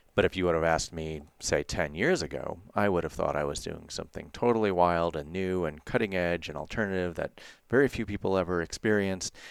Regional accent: United States; growing up in the United States

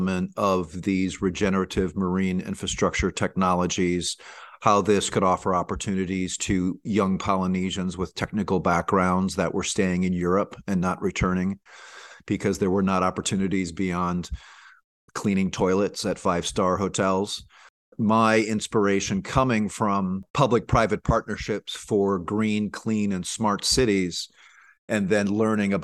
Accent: New Orleans, Louisiana, United States; moved away as an adult; I decided to move back to my hometown of Nouvelle-Orléans

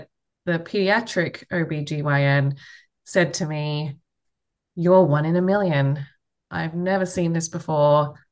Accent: Australia; accent: Australian; moved away as an adult; now in United States; I'm from Australia, if you can't tell from the accent. So I fled Australia all the way to the US, coming up to maybe 14, 15 years ago now.

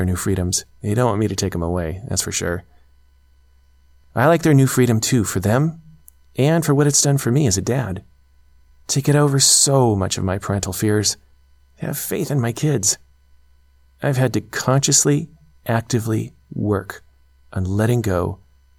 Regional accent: United States; moved away as an adult; As an American parent

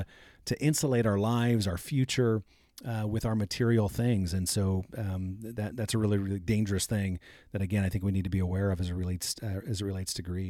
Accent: Fort Wayne, Indiana, United States; I grew up in Fort Wayne, Indiana, and we used to go to Glenbrook Mall.

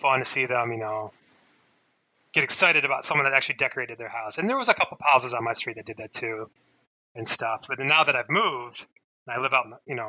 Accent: Milford, Michigan, United States; I grew up in Milford, Michigan

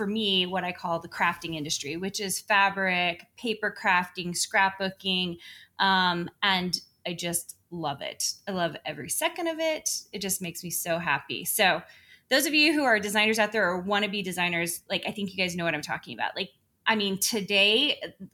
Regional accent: Tennessee, United States; now in Sandy, United States; I was raised in Tennessee, oldest of six kids

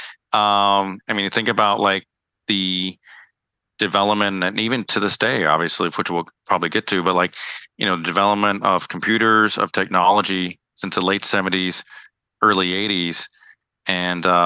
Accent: DC, Maryland, United States; also born or lived in El Paso, Texas / New York; I grew up in the Maryland, DC, Virginia area, and spent all my childhood upbringing

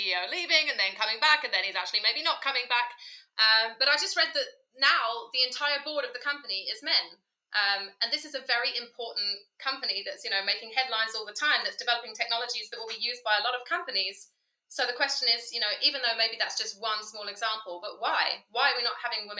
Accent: United Kingdom; moved away as an adult; also born or lived in Bahrain; now in Berlin, Germany; you can probably hear from my accent, I'm from the UK originally

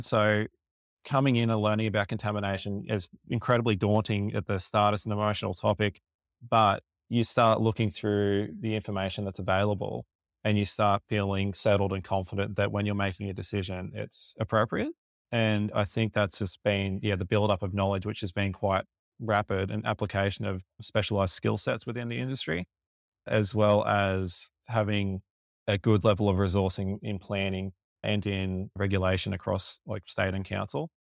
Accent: Lake Macquarie, New South Wales, Australia; I grew up in the Lake Macquarie area

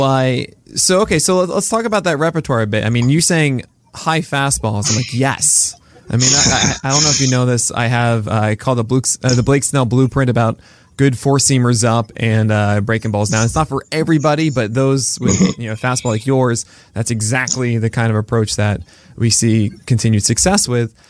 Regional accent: New York City, New York, United States; growing up in Brooklyn

